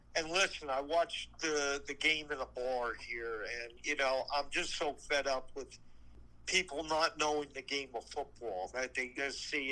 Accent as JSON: {"language": "English", "region": "New Jersey", "country": "United States", "said": "we're from Jersey"}